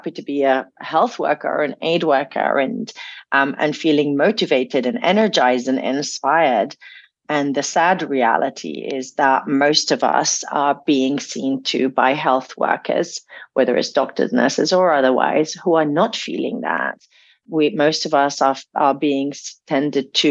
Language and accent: English; Damascus, Damascus Governorate, Syria; being age six and growing up in Damascus